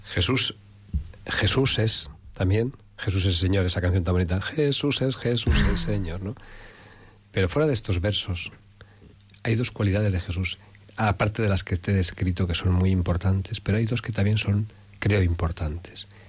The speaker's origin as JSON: {"language": "Spanish", "town": "Salamanca", "region": "Castile and León", "country": "Spain", "tie": "born or raised there", "also_born_or_lived": "Ávila province", "moved": "yes", "lives_now": "Madrid, Spain", "said": "un pueblecito pequeñito, pequeñito, de la provincia de Ávila, tierra de cantos y de santos, aunque yo me he educado más en Salamanca"}